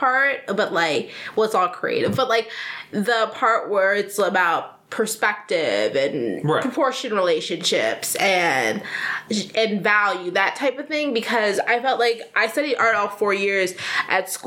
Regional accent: Chicago, Illinois, United States; also born or lived in Granville, Ohio; I grew up here. I'm from Chicago

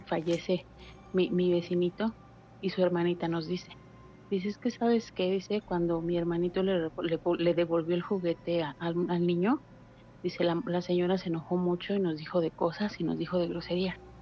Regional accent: Mexico City, Mexico; now in Hidalgo, Mexico; Soy de la Ciudad de México, pero resido en Hidalgo

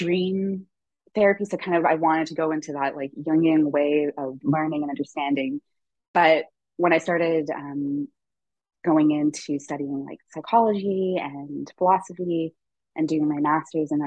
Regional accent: St. Lucia; now in Toronto, Canada; I grew up on the island of St. Lucia, and I was born in Toronto.

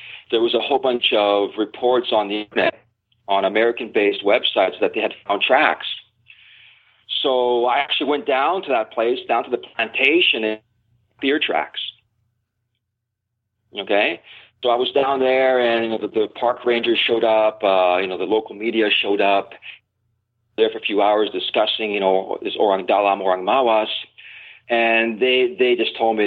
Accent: Vancouver, British Columbia, Canada; now in Thailand; I was raised in Vancouver, British Columbia

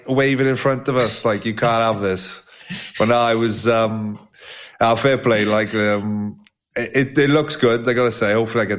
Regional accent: Wales, United Kingdom; we're Welsh boys.

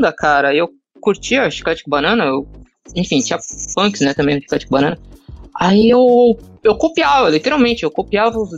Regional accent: Santos, São Paulo, Brazil; vou fazer um curso 3D em São Paulo, tal, que eu sou de Santos.

